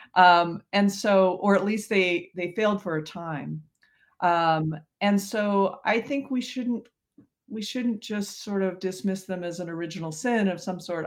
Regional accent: Colorado, United States; now in Nebraska, United States; I grew up in Colorado

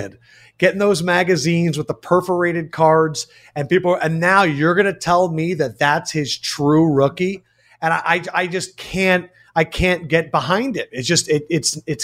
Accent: Philadelphia, Pennsylvania, United States; I grew up an Iverson guy because I grew up in Philly

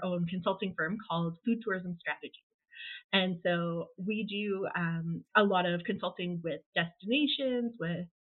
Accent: British Columbia, Canada; moved away as an adult; now in Alberta, Canada; I was born and raised actually in British Columbia, Canada.

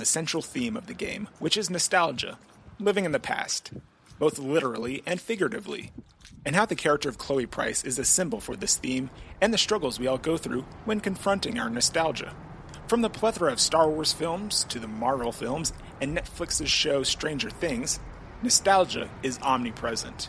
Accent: Cuyahoga Falls, Ohio, United States; moved away; my hometown of Cuyahoga Falls in Ohio

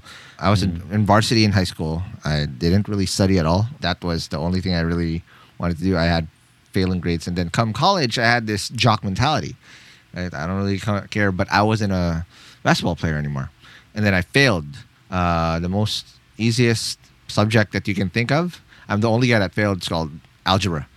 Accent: Philippines; I come from the Philippines, born and raised here

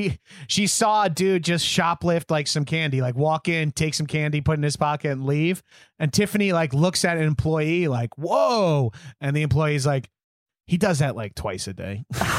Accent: New York, United States; I'm from New York

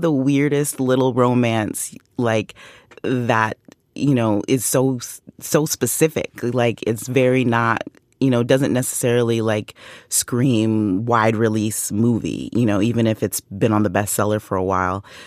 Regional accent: Canada; I'm Canadian.

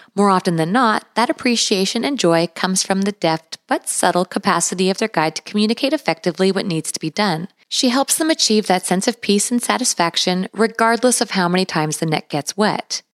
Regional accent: British Columbia, Canada; I was also born and raised in British Columbia

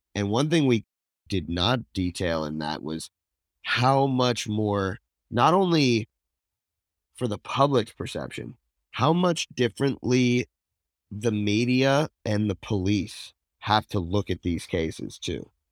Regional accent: Princeton, New Jersey, United States; I was born in Princeton

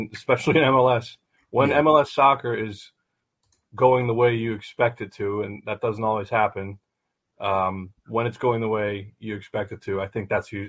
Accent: Philadelphia, Pennsylvania, United States; now in Cincinnati, United States; I'm from Philly and that Philly was, you know, that I was a season ticket holder in the River End for a season when they were first born.

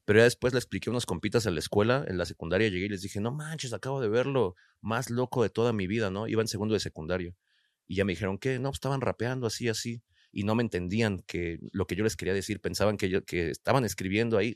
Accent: Nezahualcóyotl, State of Mexico, Mexico; de Nesa

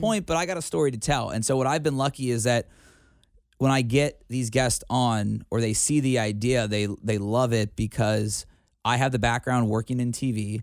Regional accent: Cincinnati, Ohio, United States; in my hometown

